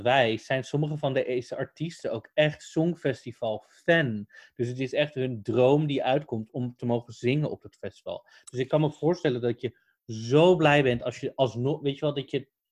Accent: Netherlands; we komen uit Nederland

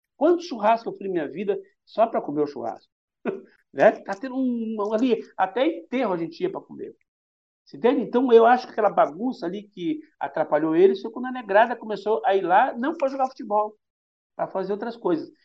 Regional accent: Curitiba, Paraná, Brazil; moved away as an adult; now in Salvador, Brazil; eu sou do Paraná, entendeu? E eu sou o cara criado e nascido e vivido no futebol de várzea. Parei quando vim para Salvador

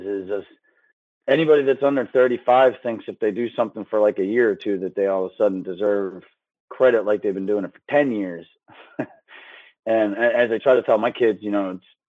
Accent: Philadelphia, Pennsylvania, United States; I grew up outside of Northeast Philadelphia

